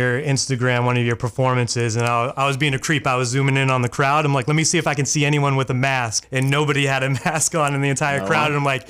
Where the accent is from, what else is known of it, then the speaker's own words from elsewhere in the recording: Worcester, Massachusetts, United States; now in Maine, United States; I grew up in Worcester, Massachusetts. I'm in Maine now, but grew up in Worcester, Massachusetts